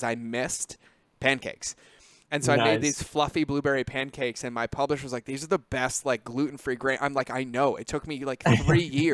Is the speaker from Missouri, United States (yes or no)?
no; Massachusetts, United States; I grew up in Massachusetts.